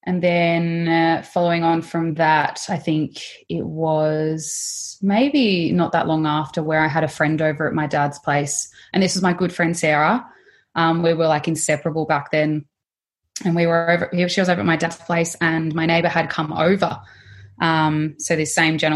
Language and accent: English; Melbourne, Victoria, Australia; also born or lived in Mornington Peninsula; Melbourne girl, living Mornington Peninsula area